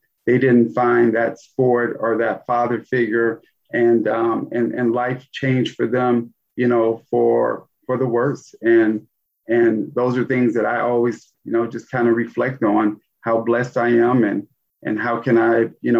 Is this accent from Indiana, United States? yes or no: yes; Gary, Indiana, United States; Yeah, I mean, Gary was a tale of two cities. I mean, I absolutely loved my childhood.